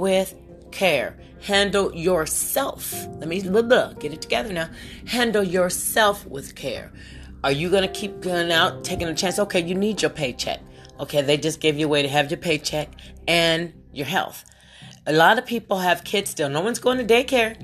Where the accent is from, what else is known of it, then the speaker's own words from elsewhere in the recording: West Virginia, United States; moved away; also born or lived in Ohio; I'm from Ohio. I don't know why I say this, because I was brought up prior to Ohio. We were lived in West Virginia